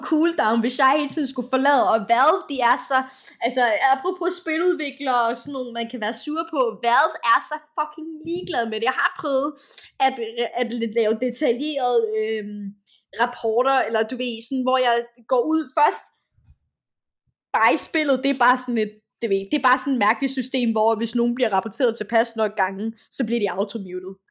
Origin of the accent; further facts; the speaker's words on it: Denmark; jeg sagde, jeg er fra Danmark, men jeg er, men jeg er rigtig asiat